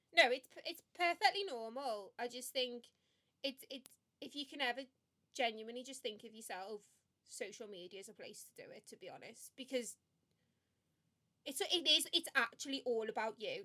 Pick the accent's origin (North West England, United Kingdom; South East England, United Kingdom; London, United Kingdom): North West England, United Kingdom; Liverpool; moved away as an adult; also born or lived in Birmingham; I was born and raised in Liverpool